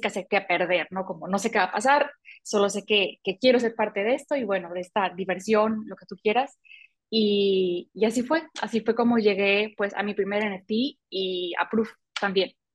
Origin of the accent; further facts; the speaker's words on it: Mazatlán, Sinaloa, Mexico; also born or lived in Mexico City; soy mexicana, vivo en México, en eh, una ciudad que se llama Mazatlán, de aquí soy.